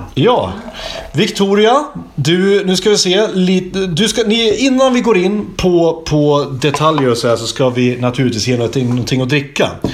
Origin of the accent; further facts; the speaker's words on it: Hälsingland, Gävleborg County, Sweden; moved away; precis som jag, från Hälsingland